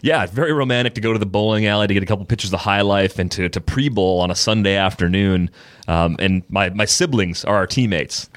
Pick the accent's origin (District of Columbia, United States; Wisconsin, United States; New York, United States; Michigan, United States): Wisconsin, United States; Waukesha; I'm from Waukesha.